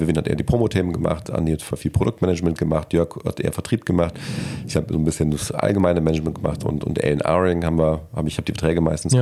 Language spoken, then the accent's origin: German; Krefeld, North Rhine-Westphalia, Germany; moved away as an adult; also born or lived in Australia; Im, mehr oder weniger wunderschönen Krefeld. Ja. Äh, da bin ich größtenteils aufgewachsen